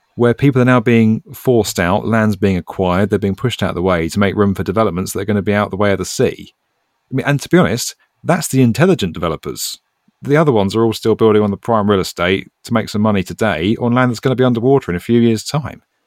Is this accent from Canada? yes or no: no; United Kingdom; As a British guy